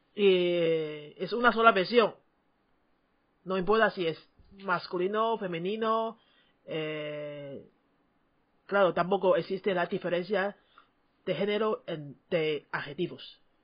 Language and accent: Spanish; Taiwan; first language Chinese; Spanish is a second language; tu maestra de chino de Taiwán